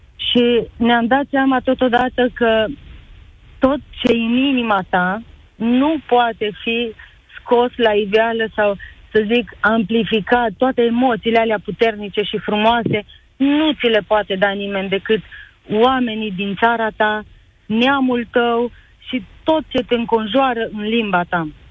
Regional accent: Romania; also born or lived in Canada; Sunt mândră că sunt româncă. Îmi place că trăiesc în România

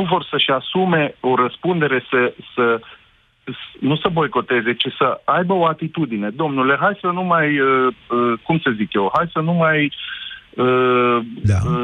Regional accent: Romania; locuiesc aici în România acum și sunt român

